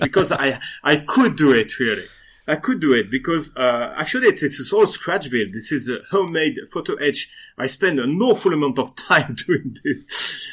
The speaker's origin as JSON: {"language": "English", "region": "western France", "country": "France", "second_language": "English", "moved": "yes", "lives_now": "Lyon, France", "said": "I come from the Western France"}